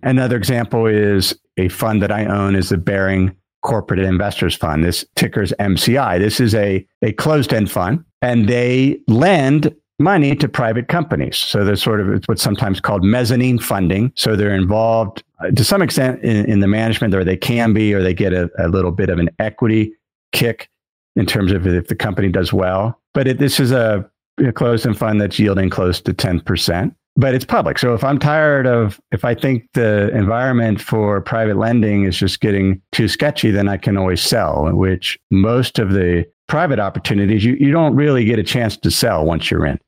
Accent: Cincinnati, Ohio, United States; moved away; my hometown where I grew up was Cincinnati

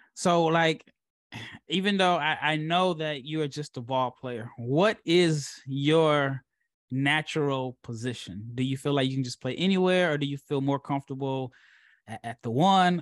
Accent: Nebraska, United States; I'm from Nebraska

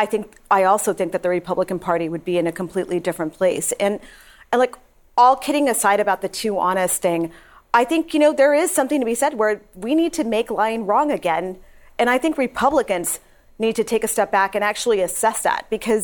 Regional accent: El Paso, Texas, United States; a mass shooting in El Paso, my hometown

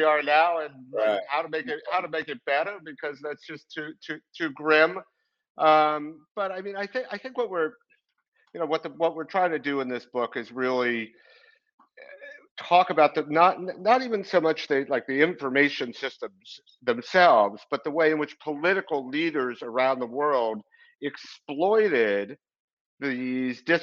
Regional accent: New York City, New York, United States; I grew up in Brooklyn

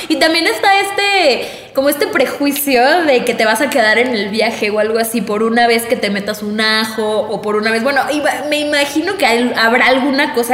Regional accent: Mexico

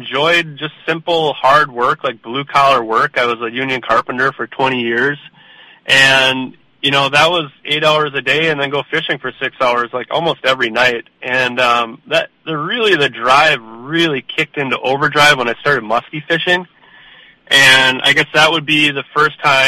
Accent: Brainerd, Minnesota, United States; I was born in Brainerd, Minnesota

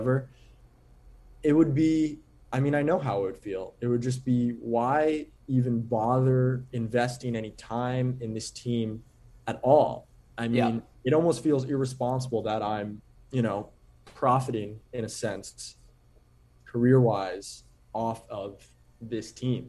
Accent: New York, United States; Growing up in New York, playing basketball, as I did, born in the year 2000

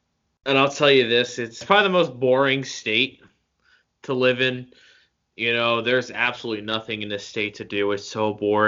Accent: Jackson, New Jersey, United States; moved away as an adult; now in Bridgeport, United States; I'm from beautiful Jackson, New Jersey, home of Six Flags Great Adventure.

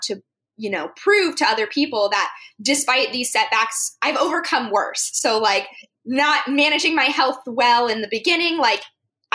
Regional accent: Arizona, United States; I grew up in Arizona

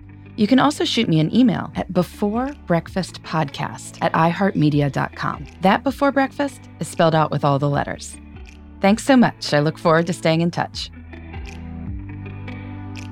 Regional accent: Indiana, United States; I took a botany class in high school that involved traveling to parks all over my home state of Indiana

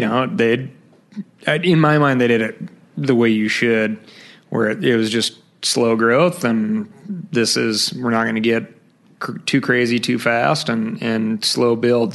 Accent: Missoula, Montana, United States; also born or lived in Billings, Montana; I was born and raised in, uh, well, Billings, Montana. So I'm a Montana native. Did most of my growing up in Missoula

